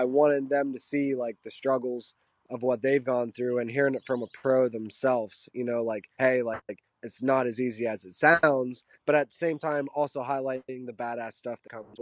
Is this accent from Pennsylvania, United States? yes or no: yes; Pennsylvania, United States; I grew up very simple in Pennsylvania.